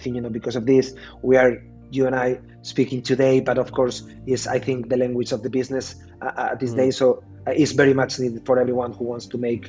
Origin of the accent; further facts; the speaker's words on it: A Coruña, Galicia, Spain; English is a second language; moved away as an adult; also born or lived in Dublin, Ireland; I'm from La Coruña, so that is the city.